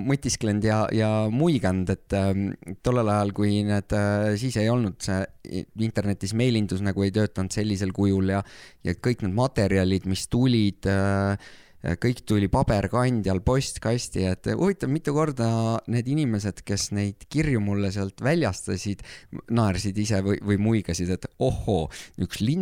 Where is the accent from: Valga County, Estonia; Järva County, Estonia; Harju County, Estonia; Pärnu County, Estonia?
Pärnu County, Estonia; Saarde Parish; moved away as an adult; also born or lived in Norway; mina olen siit